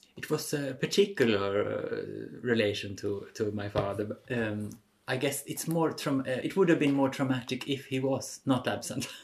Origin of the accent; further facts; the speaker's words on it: Stockholm, Stockholm County, Sweden; now in Vienna, Austria; I'm from Sweden, from Stockholm originally